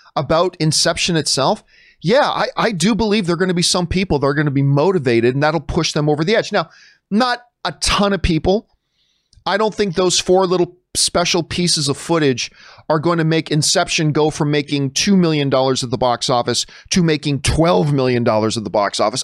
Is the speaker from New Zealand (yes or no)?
no; Canada; being Canadian